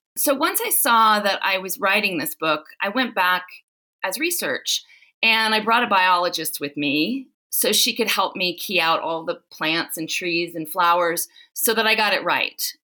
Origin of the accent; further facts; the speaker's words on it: Southern California, United States; now in South Lake Tahoe, United States; I grew up in Southern California